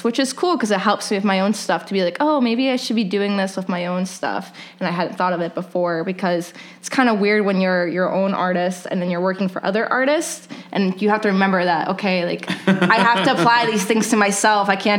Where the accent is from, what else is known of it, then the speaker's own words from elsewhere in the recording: Maryland, United States; now in Chicago, United States; my hometown in Maryland